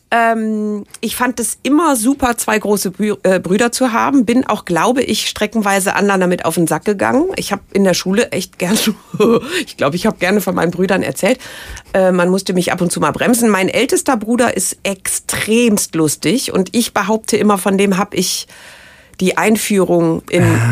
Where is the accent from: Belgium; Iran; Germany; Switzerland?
Germany; Rhineland; vielleicht ist das auch das Rheinländische äh, bei mir